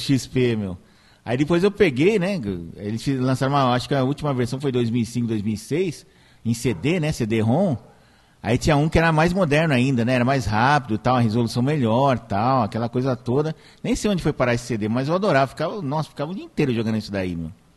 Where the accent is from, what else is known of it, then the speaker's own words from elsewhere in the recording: São Caetano do Sul, São Paulo, Brazil; quando eu era criança, lá no São Caetano